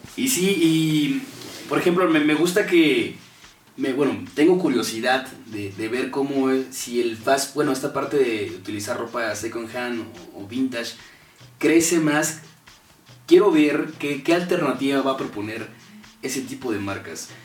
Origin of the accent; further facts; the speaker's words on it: Mexico; como mexicano